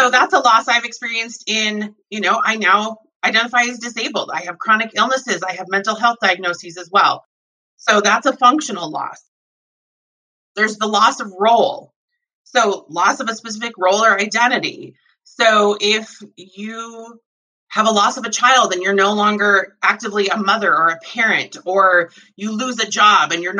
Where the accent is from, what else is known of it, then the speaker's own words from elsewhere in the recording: Montana, United States; I grew up in Montana.